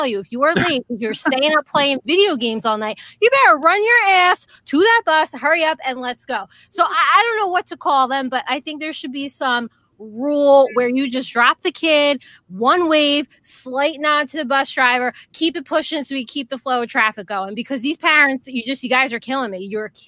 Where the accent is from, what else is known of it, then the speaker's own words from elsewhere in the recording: New Jersey, United States; I'm from Jersey or the Garden State.